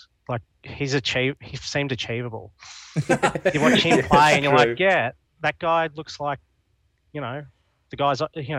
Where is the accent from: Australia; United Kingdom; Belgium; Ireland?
Australia; Dubbo, New South Wales; moved away as an adult; now in Canberra, Australia; Because I grew up in Dubbo